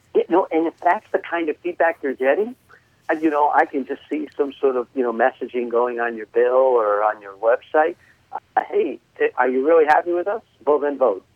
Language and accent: English; New York, United States; accent: New York; moved away; people might be able to tell from my accent that I'm originally from New York.